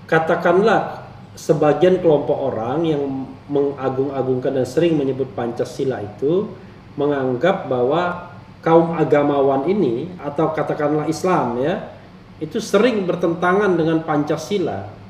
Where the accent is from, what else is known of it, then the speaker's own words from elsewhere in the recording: Palembang, South Sumatra, Indonesia; Saya orang Palembang loh.